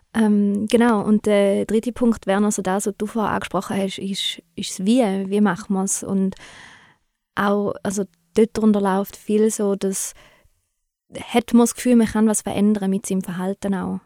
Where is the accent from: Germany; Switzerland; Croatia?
Switzerland; bei uns in der Schweiz